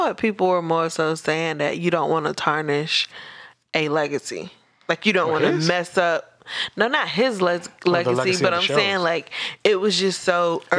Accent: Virginia, United States; There was a girl from my hometown who was like, she was relatively famous here, just like in the 757.

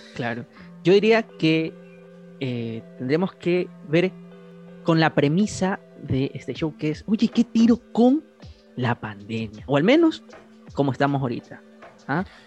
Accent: Guayaquil, Guayas, Ecuador; Somos de Ecuador, de Guayaquil

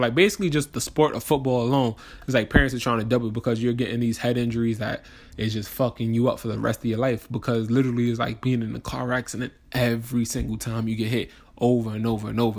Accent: New York, United States; moved away; also born or lived in New Jersey; I'm from New York

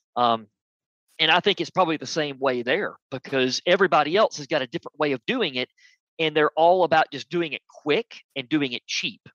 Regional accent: United States; I'm American

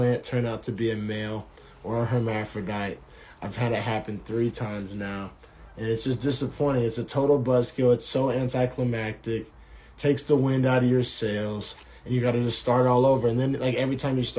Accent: Oklahoma, United States; growing up in Oklahoma and starting out my smoking in Oklahoma

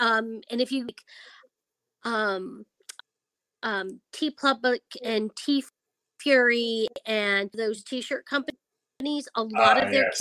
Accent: Hawaii, United States; when I was growing up in Hawaii

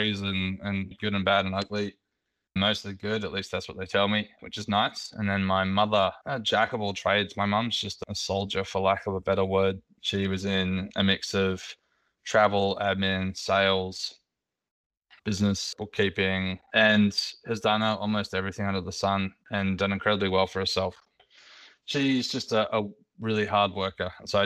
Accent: Sydney, New South Wales, Australia; where I grew up on Sydney's Northern Beaches

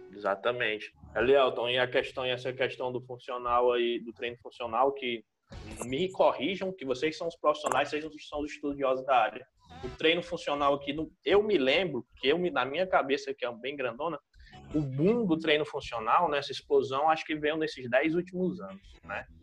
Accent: Brazil; a gente, como brasileiro

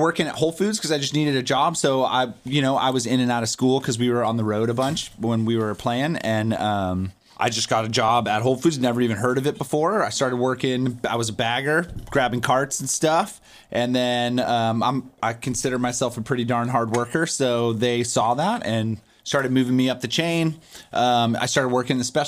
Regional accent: Virginia, United States; moved away; also born or lived in San Luis Obispo, California; I'm from Virginia, so it felt very like farm focused

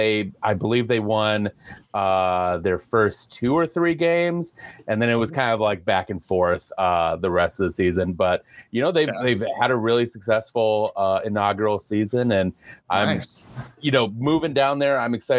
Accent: United States; As an American, as an ignorant American.

